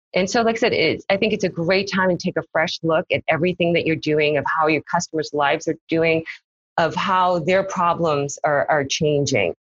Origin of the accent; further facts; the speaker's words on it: Massachusetts, United States; also born or lived in South Korea / Nashua, New Hampshire; I grew up in Massachusetts